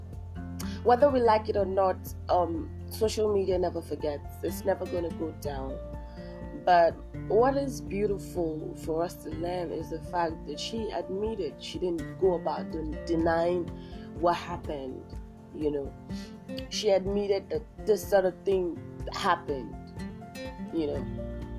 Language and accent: English; Nigeria; I'm from Nigeria